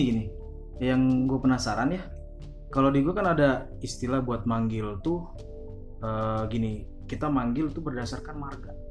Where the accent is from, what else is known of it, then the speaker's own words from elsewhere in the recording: Sumatra, Indonesia; tapi kalau di Sumatera di daerah Sumatera yang daerahku, uh-huh. itu udah itu dipanggil untuk sebutan uh, adik adik laki-lakinya bapak.